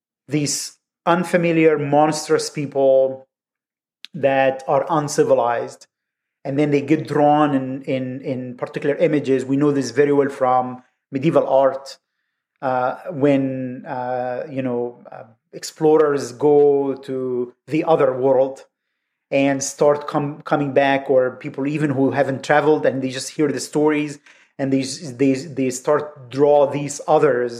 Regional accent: Egypt; moved away; growing up in Egypt

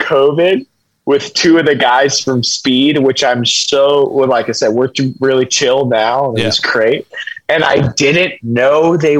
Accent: Kentucky, United States; we're from Kentucky, you know, so it's like, it's a similar vibe.

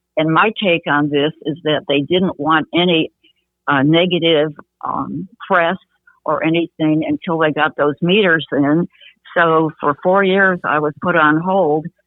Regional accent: Grosse Pointe, Michigan, United States; also born or lived in Detroit, Michigan; now in Tulsa, United States; I uh, was born and raised in Grosse Pointe, Michigan

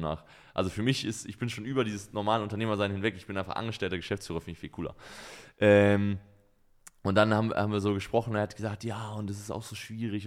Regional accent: Germany; als Deutscher

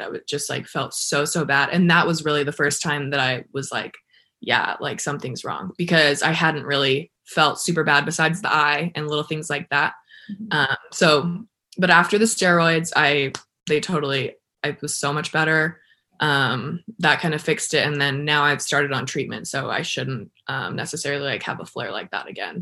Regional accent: El Paso, Texas, United States; also born or lived in Arizona; I'm from El Paso, Texas

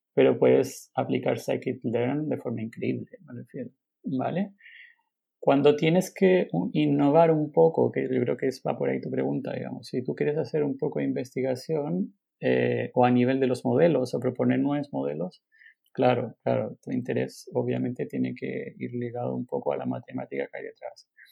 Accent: Chile; moved away as an adult; now in Barcelona, Spain; estudié matemáticas en Chile, eh, bueno, somos de Chile, em, y estudié matemáticas en Santiago

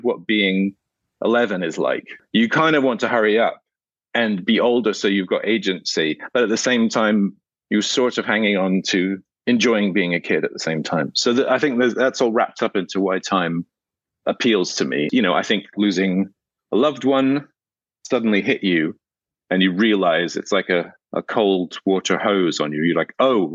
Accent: Scotland, United Kingdom; I grew up in Scotland

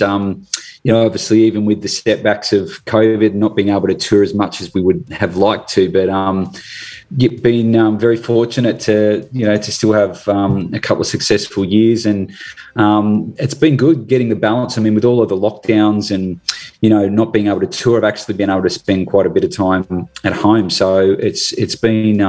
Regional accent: Tasmania, Australia; now in Gold Coast, Australia; Tassie's originally my home state, where I was born

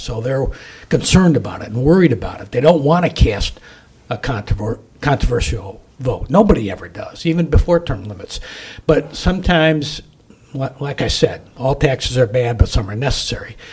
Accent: West Michigan, United States; I'm from West Michigan.

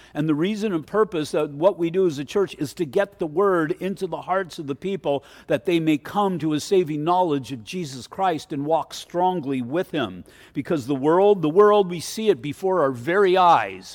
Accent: United States; I'm an American. I love America and I love this nation

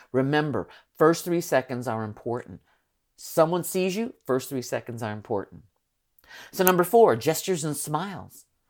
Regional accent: San Francisco, California, United States; I am from San Francisco

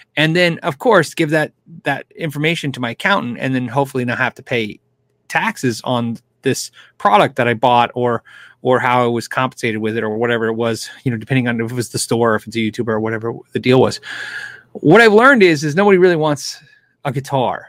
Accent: California, United States; I was born in California

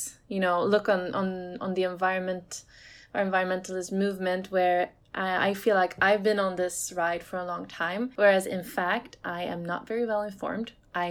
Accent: Sweden; I grew up in Sweden in the countryside, so like nature's all around.

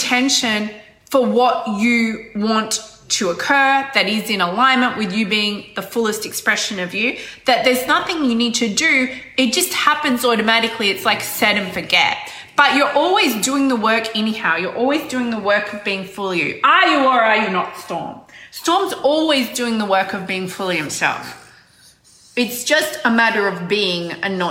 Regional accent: Australia; I'm not from New Zealand. I'm from Australia. Australia, mate. Very Australian.

